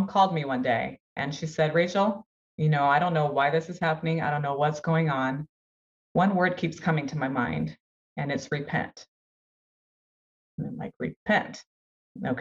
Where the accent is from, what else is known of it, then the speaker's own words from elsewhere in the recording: Brazil; now in United States; I'm from Brazil. My whole family was in Brazil.